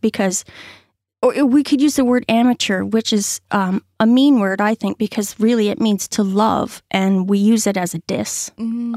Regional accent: Orillia, Ontario, Canada; moved away as an adult; also born or lived in Barrie, Ontario; now in Hackett's Cove, Canada; I am actually from Orillia, Ontario

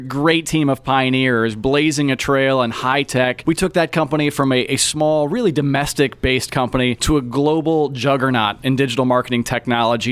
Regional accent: Tipton County, Indiana, United States; I grew up in Indiana. I'm an Indiana native, grew up in the cornfields of Tipton County

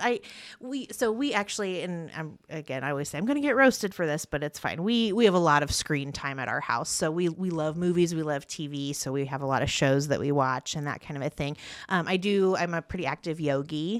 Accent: Parker City, Indiana, United States; also born or lived in Muncie, Indiana; now in Yorktown, United States; I grew up in Parker City

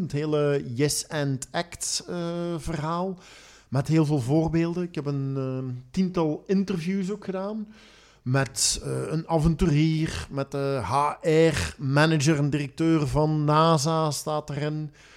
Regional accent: Belgium; ik nu als Belg

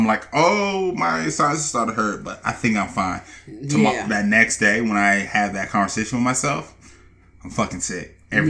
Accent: Atlanta, Georgia, United States; we're both from Atlanta.

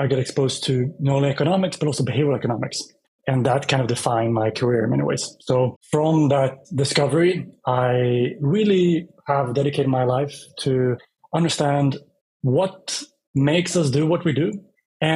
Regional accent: Västerås, Västmanland, Sweden; moved away as an adult; also born or lived in Sydney, Australia; Started my life in Sweden. It's my home country. and grew up mostly

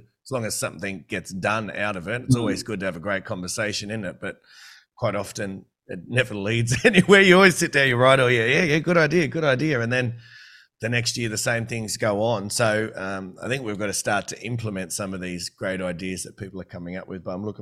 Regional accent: New South Wales, Australia; also born or lived in Queensland; obviously I'm from New South Wales

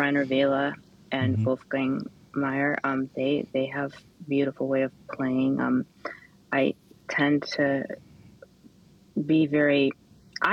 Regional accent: Kalamazoo, Michigan, United States; Kalamazoo, which is Kalamazoo, Michigan, my hometown

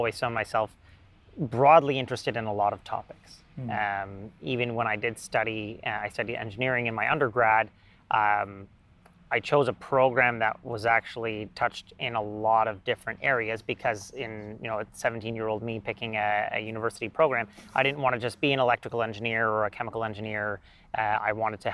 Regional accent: Ottawa, Ontario, Canada; my hometown

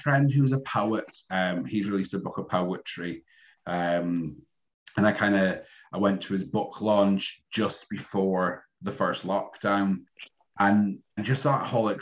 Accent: Scotland, United Kingdom; now in Liverpool, United Kingdom; Being Scottish and moving down here, but I've been here for so long

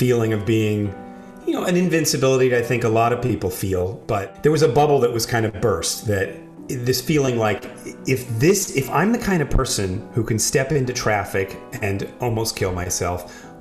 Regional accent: New York City, New York, United States; I grew up in New York City

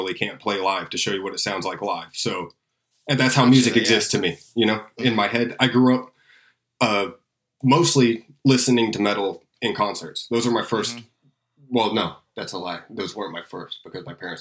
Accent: Tampa, Florida, United States; I grew up in Tampa and there's still a really good metal scene here

